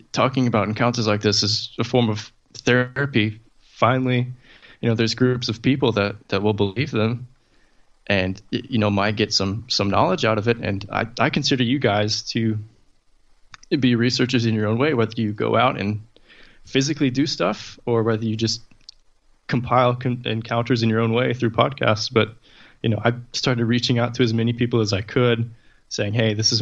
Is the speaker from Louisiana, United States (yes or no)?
no; East Texas, United States; growing up in East Texas